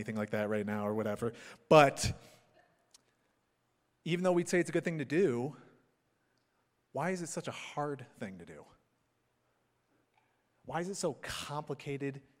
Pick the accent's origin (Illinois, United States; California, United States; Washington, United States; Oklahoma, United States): Illinois, United States; Chicago suburbs; moved away; I grew up in the Chicago suburbs